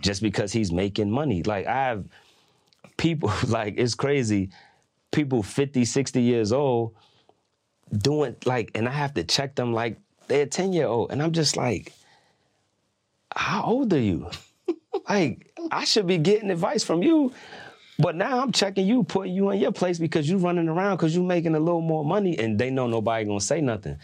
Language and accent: English; New York, United States; I'm from New York